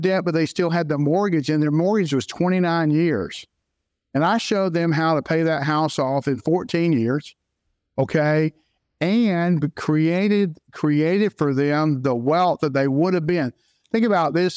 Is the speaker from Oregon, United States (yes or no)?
no; Jacksonville, Florida, United States; also born or lived in Saint Augustine, Florida; a Floridian born and raised in Jacksonville, Florida